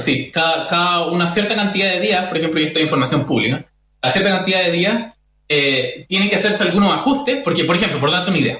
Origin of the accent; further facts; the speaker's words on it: Chile; nosotros como, como, chilenos